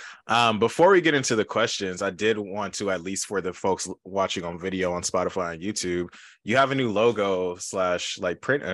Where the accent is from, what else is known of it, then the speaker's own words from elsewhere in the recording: Los Angeles, California, United States; I'm from LA. Then I'd be like, oh, I'm from LA too.